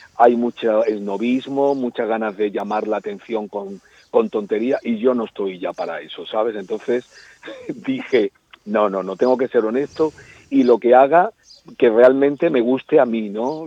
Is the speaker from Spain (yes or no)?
yes; Málaga, Andalusia, Spain; moved away as an adult; also born or lived in Antequera; now in Madrid, Spain; hasta los seis años viví en Madrid, porque mi padre trabajaba en el aeropuerto de Barajas, entonces cuando mis padres se casaron, pues se trasladaron a, vivir a Madrid. Pero los primeros seis años en Madrid, pero luego nos volvimos a Málaga